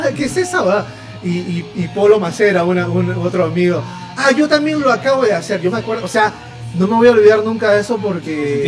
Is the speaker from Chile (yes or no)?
no; Lima, Peru; tres lugares anecdóticos para mí en mi adolescencia, acá en San Miguel, San Miguel Lima